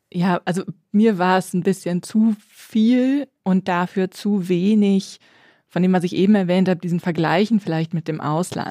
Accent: West Germany, Germany; als Wessi-Katholikin

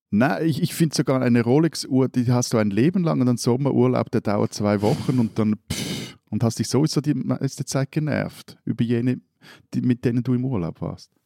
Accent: Switzerland; wir als Schweizer

